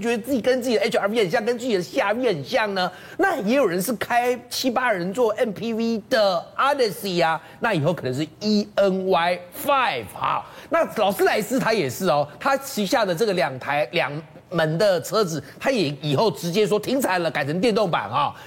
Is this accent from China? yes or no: no; Taiwan; 因为我们是台湾人嘛